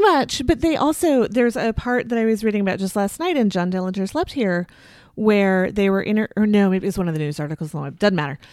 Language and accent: English; Southwest suburbs of the Twin Cities, Minnesota, United States; also born or lived in Saint Paul, Minnesota; I grew up in the Southwest suburbs.